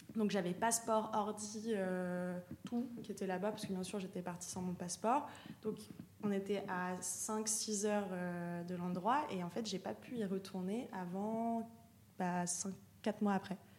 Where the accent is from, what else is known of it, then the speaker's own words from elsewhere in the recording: Lyon, Auvergne-Rhône-Alpes, France; moved away as an adult; also born or lived in Paris; now in Marseille, France; Moi je viens de Lyon et, je suis partie, je suis partie à Paris quand j'avais 18 ans.